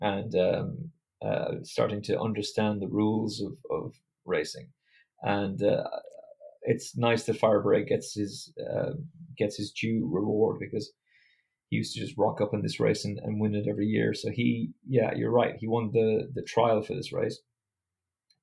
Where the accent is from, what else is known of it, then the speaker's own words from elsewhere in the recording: Ireland; as an Irishman